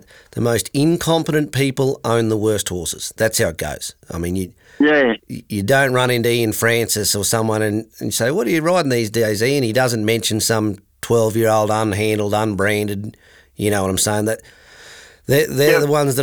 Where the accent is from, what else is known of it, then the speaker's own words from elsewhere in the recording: Darling Downs, Queensland, Australia; I grew up my life in the Darling Downs